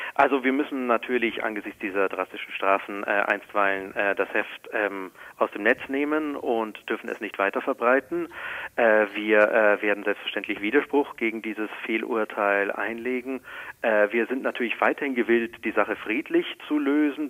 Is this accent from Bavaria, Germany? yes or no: yes; Regensburg, Bavaria, Germany; in Regensburg, meiner Heimatstadt